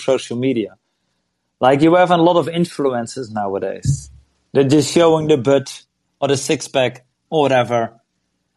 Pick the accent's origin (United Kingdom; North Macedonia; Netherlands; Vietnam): Netherlands; I'm from Holland